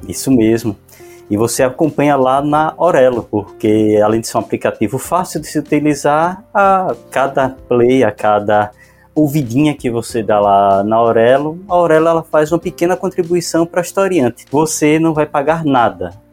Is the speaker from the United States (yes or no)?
no; Pernambuco, Brazil; eu sou de Pernambuco